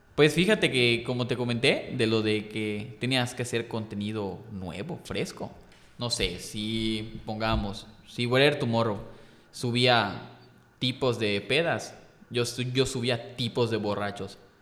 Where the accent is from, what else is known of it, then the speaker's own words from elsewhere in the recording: Yucatán, Mexico; soy yucateco, porque a mí me encanta Yucatán, me encanta la, historia de Yucatán, las calles, o sea, soy muy, muy apegado a aquí.